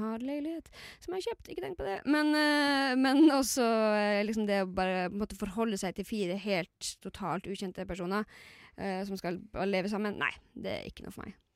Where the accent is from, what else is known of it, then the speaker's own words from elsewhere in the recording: Lakselv, Finnmark, Norway; moved away; jeg kommer jo fra Laksevål i Finnmark.